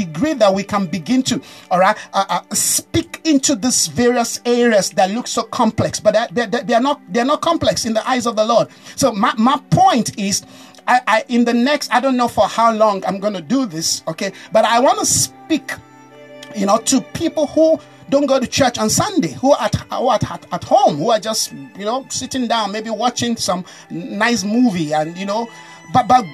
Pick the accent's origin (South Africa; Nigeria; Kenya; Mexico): Nigeria; I'm a Nigerian